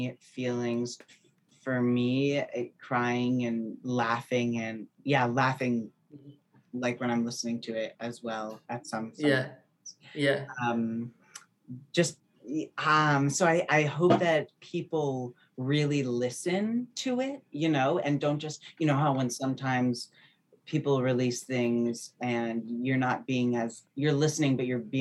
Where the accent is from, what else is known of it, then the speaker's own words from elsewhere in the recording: New Jersey, United States; also born or lived in New York; I'm from New Jersey originally